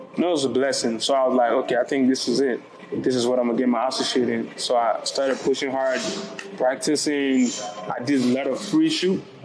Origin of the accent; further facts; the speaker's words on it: Lagos, Nigeria; now in Cleveland, United States; I wasn't born here. I was born in Nigeria. I was born like deep deep in Nigeria, Lagos to be precise.